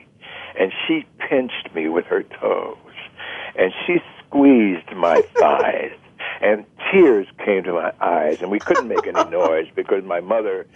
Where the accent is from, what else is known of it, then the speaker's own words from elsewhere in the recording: Washington, District of Columbia, United States; When I was born and raised in Washington, D.C., it was maybe less than 10 blocks from the White